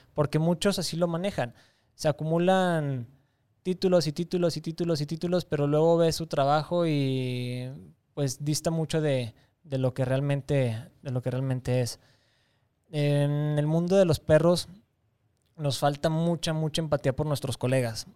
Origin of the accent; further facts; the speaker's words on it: Torreón, Coahuila, Mexico; moved away as an adult; also born or lived in Campeche / Mérida, Yucatán; en mi tierra